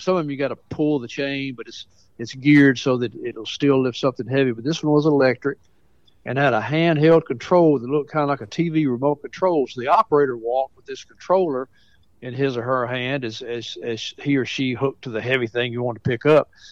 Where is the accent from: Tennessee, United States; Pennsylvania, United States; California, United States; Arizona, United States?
Tennessee, United States; Mount Pleasant; moved away as an adult; also born or lived in Jefferson County, Tennessee / Indiana / Pensacola; that's where I grew up, right there on Fairview Drive